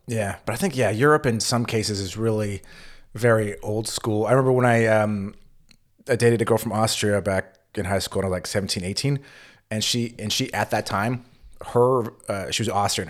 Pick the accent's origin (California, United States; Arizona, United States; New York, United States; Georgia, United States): California, United States; accent: California; now in Germany; with my California accent, it's obvious I am not a native German speaker